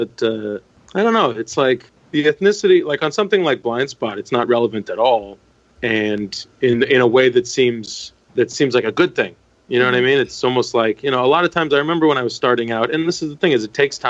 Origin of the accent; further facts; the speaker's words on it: Canada; moved away as an adult; now in United States; I'm Turkish Canadian